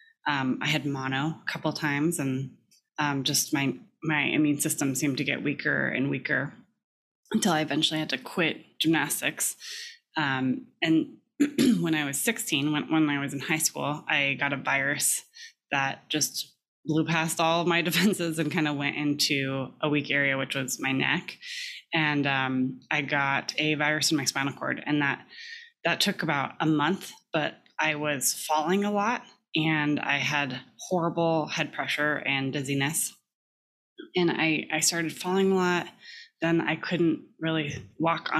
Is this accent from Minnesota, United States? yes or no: no; California, United States; I grew up in California